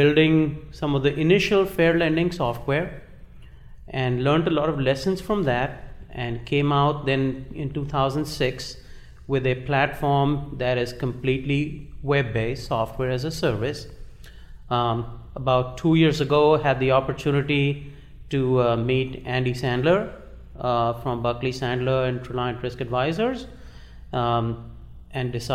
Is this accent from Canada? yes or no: no; Uttar Pradesh, India; moved away as an adult; also born or lived in Kanpur; now in United States; Originally, I was born in India.